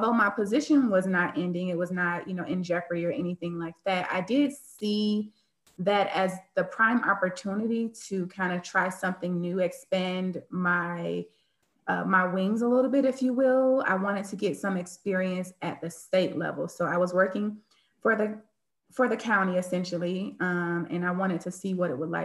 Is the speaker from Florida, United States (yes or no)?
yes; Miami, Florida, United States; I am from Miami, Florida